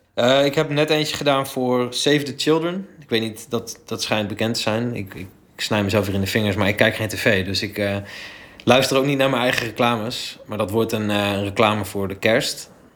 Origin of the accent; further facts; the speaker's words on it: Delfzijl, Groningen, Netherlands; ik ben opgegroeid in Delfzijl